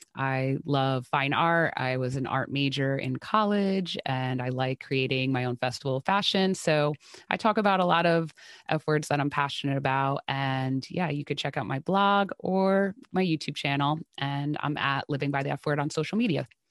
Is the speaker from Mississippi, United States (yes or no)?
no; New Jersey, United States; I am from New Jersey